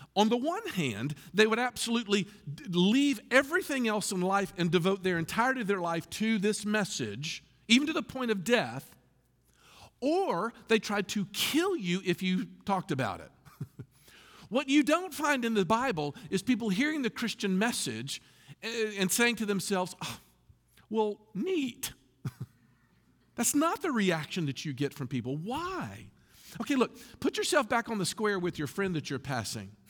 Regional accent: Memphis, Tennessee, United States; moved away; I was from Memphis

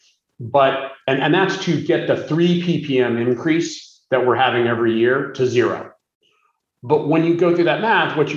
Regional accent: West Coast, United States; also born or lived in New York City; now in California, United States; I'm originally from the West Coast

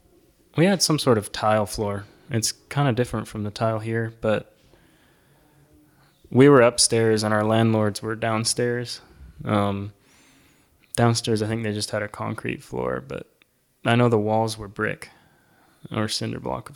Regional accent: Cochabamba, Bolivia; also born or lived in Illinois, United States; So I was born in the United States in Illinois, but when I was about 6 months old, my parents moved to Bolivia in South America to teach at a school down there, a missionary kid school. And so that's where I grew up. The first city was called Cochabamba.

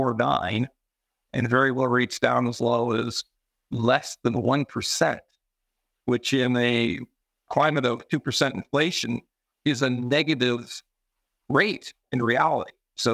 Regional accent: Vancouver, British Columbia, Canada; also born or lived in Alberta / Montreal; now in Toronto, Canada; I'm originally from Vancouver

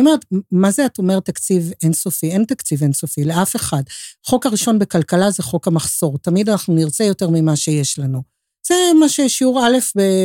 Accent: Tel Aviv, Tel Aviv District, Israel; אני תל אביבית, זו ההוויה שלי, כל חיי

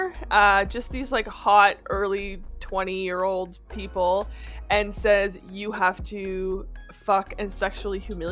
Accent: Canada; as a Canadian

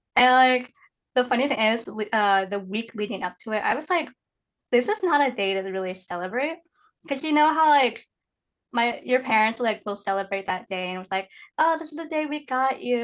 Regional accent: Indiana, United States; moved away as an adult; also born or lived in Guiyang, Guizhou, China; now in Seattle, United States; technically I grew up in Indiana

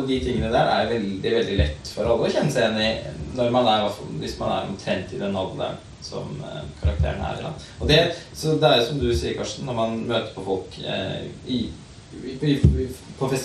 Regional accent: Halden, Østfold, Norway; jeg er heller ikke født og oppvokst i Oslo, jeg er faktisk i Halden.

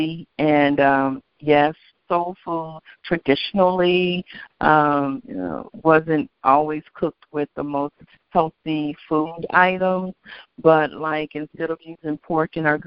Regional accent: Kentucky, United States; I'm from Kentucky

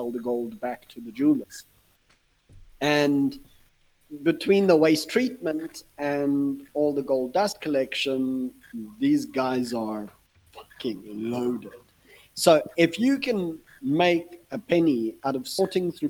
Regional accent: South Africa; as a South African

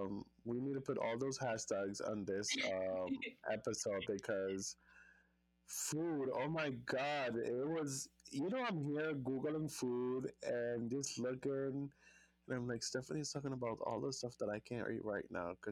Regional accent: U.S. Virgin Islands; I had issues with immigration before because, you know, I'm from the Virgin Islands and traveling from DR and coming to the United States and blah, blah, blah.

